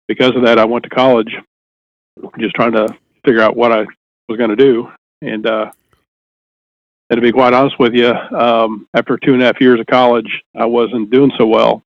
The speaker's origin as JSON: {"language": "English", "town": "Jefferson City", "region": "Missouri", "country": "United States", "tie": "born or raised there", "said": "Well, I mean, I I grew up in Jefferson City."}